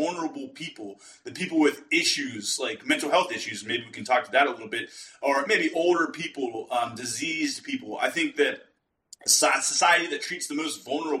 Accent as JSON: {"language": "English", "region": "Western Pennsylvania", "country": "United States", "said": "We're both from Western Pennsylvania"}